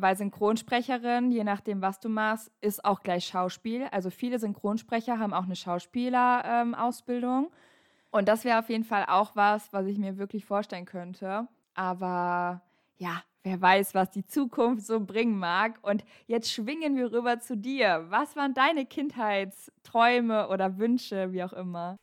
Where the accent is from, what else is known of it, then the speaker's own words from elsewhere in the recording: North Rhine-Westphalia, Germany; bei uns in NRW